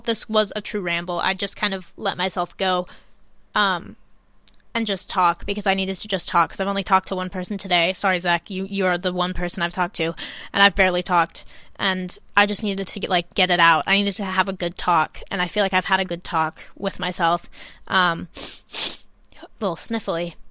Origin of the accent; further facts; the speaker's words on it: Chicago, Illinois, United States; now in England, United Kingdom; when I go back to Chicago, because I do go back every once in a while